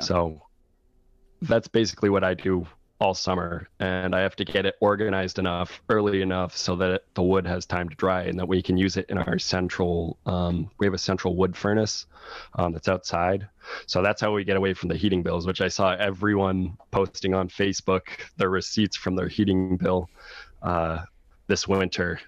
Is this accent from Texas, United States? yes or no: no; Laconia, New Hampshire, United States; moved away as an adult; also born or lived in Boston / Los Angeles; I was born here. I was born in Laconia